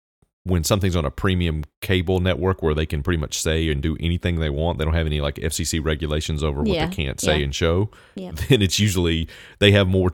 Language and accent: English; the South, United States; I'm from the South. I see a lot of it, I guess.